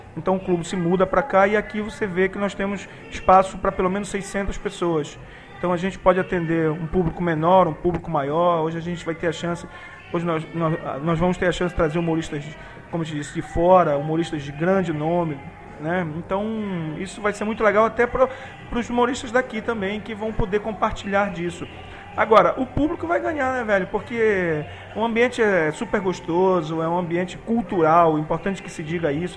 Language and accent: Portuguese; Belém, Pará, Brazil